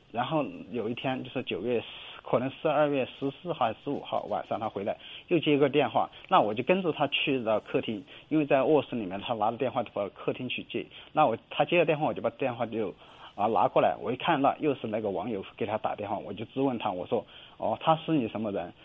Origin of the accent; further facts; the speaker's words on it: Chengdu, Sichuan, China; 我是成都的，成都给打过来的